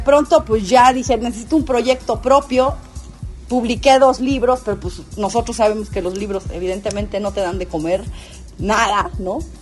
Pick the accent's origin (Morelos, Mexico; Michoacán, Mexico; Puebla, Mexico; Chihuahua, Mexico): Puebla, Mexico; Tehuacán; now in San Andrés Cholula, Mexico; Tehuacán, que es mi pueblo natal, Puebla